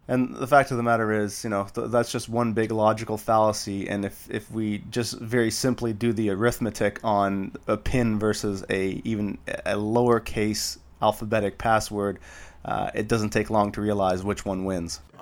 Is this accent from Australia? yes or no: no; Canada; as a Canadian